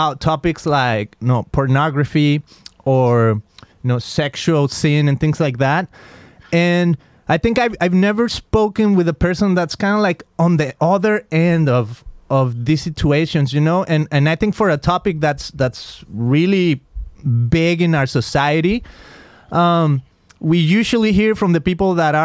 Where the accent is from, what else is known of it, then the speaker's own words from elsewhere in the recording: Mexico; now in Costa Mesa, United States; I'm from Mexico